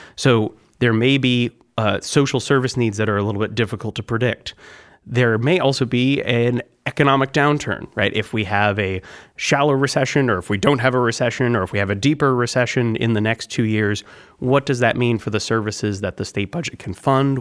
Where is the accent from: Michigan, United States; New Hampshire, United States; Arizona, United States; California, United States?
New Hampshire, United States; Concord; also born or lived in Wisconsin; I'm from New Hampshire. I was born in Concord and I grew up in New Hampshire